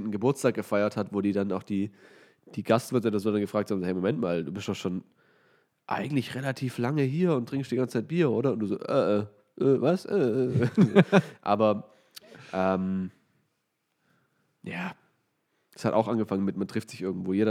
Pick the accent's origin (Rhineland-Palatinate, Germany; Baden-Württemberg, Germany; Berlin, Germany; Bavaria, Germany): Baden-Württemberg, Germany; Weinstadt; ich komme aus Weinstadt und da gibt es halt sehr viel Wein, wie der Name schon sagt.